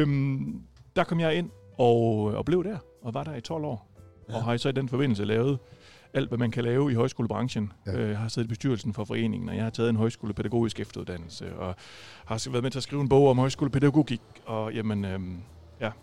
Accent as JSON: {"language": "Danish", "town": "Viborg", "region": "Central Denmark Region", "country": "Denmark", "moved": "yes", "lives_now": "Rødding, Denmark", "said": "jeg er ikke fra Rødding oprindeligt, jeg er oprindeligt fra Viborg"}